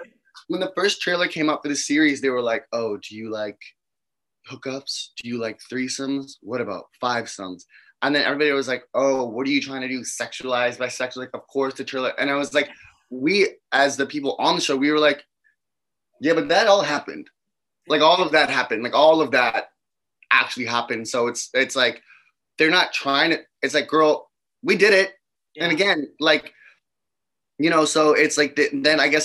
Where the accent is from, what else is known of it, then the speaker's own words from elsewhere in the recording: New York, United States; as a New Yorker